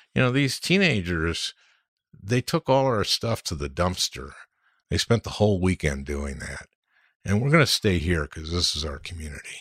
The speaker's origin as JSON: {"language": "English", "town": "St. Louis Park", "region": "Minnesota", "country": "United States", "tie": "born or raised there", "said": "I grew up in Saint Louis Park and everybody in Minnesota knows what Saint Louis Park is"}